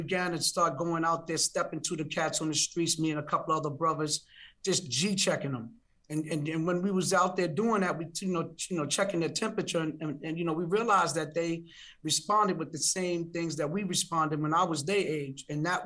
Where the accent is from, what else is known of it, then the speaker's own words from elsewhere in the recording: New York City, New York, United States; I live in Brooklyn. I grew up in Brownsville in East New York